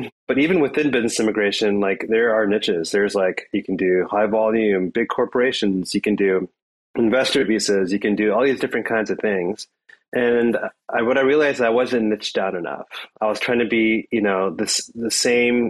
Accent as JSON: {"language": "English", "country": "India", "moved": "yes", "lives_now": "United States", "said": "So I'm an Indian immigrant. My family are Indian immigrants"}